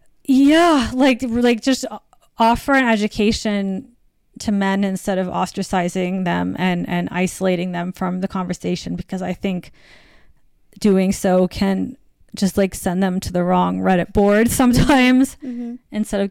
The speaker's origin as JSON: {"language": "English", "country": "U.S. Virgin Islands", "tie": "born or raised there", "said": "I mean, I grew up in the Virgin Islands, but my family is from the Midwest."}